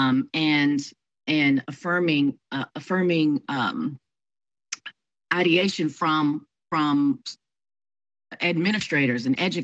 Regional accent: Houston, Texas, United States; moved away; my hometown of Houston, Texas, to be with my family

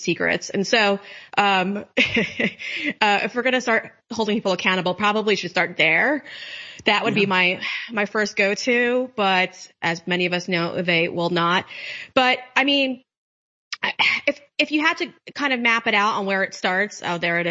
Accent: New York, United States; moved away; I'm from New York and I don't live there now, obviously, but I still have family there

